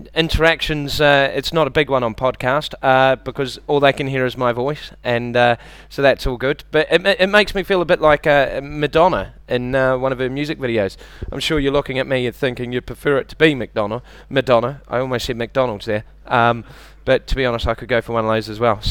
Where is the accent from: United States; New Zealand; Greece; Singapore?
New Zealand; moved away; I'm from New Zealand.